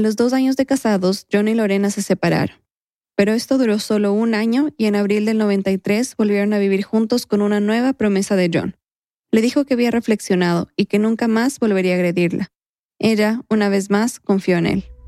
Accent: Quito, Pichincha, Ecuador; mi infancia, en Quito

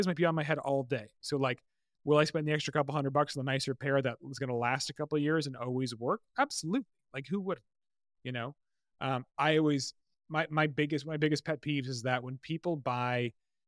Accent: Massachusetts, United States; I grew up in Massachusetts

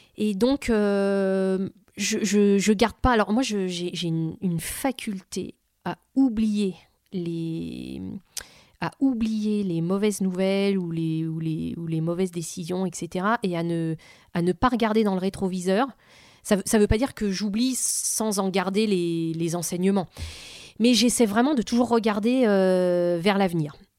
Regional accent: Vitry-sur-Seine, Île-de-France, France; elle me vient de là d'où je viens. Voilà. Quand on, quand on est dans une cité, euh, quoi, quand on vit dans une cité H L M à Vitry-sur-Seine

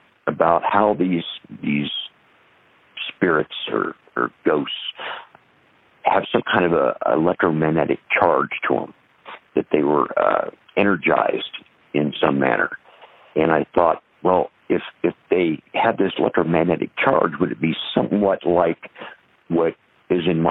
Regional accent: Des Moines, Iowa, United States; also born or lived in Ida Grove, Iowa; I'm from Des Moines area. I grew up on a small farm or acreage just outside the edge of Des Moines

